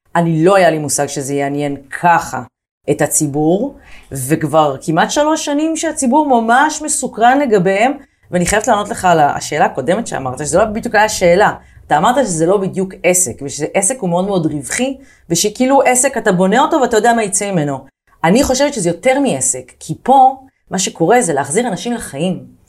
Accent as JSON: {"language": "Hebrew", "town": "Haifa", "region": "Haifa District", "country": "Israel", "tie": "born or raised there", "moved": "as an adult", "lives_now": "Tel Aviv, Israel", "said": "אני גדלתי בחיפה, אה, וכילדה שגדלה בחיפה בשנות ה-90"}